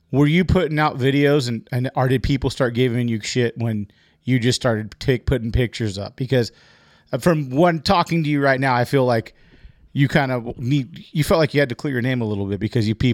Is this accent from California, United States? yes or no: yes; California, United States; It's uh, Orange County.